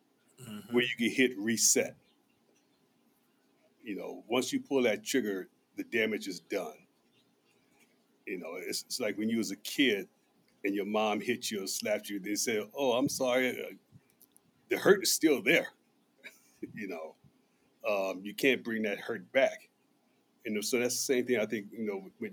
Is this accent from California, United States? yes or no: yes; Oakland, California, United States; now in Las Vegas, United States; Growing up in Oakland, I seen a lot of gun violence